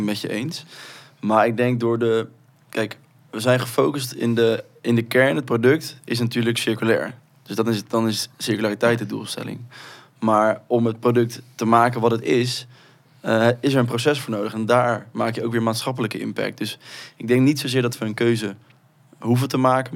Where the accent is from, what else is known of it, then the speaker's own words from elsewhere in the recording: Rotterdam, South Holland, Netherlands; wij komen uit Rotterdam, dat is de armste, armste gemeente van Nederland